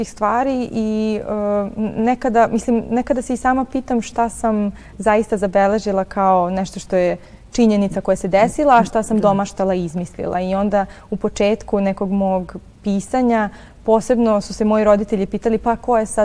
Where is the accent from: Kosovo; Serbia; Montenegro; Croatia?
Serbia; Stara Pazova, Vojvodina; also born or lived in Novi Sad; ja rođena zapravo u Novom Sadu, ali sam odrasla u Staroj Pazovi.